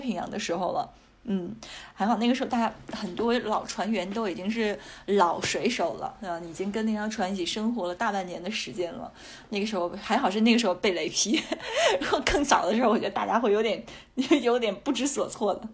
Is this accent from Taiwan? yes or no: no; China; 我们中国人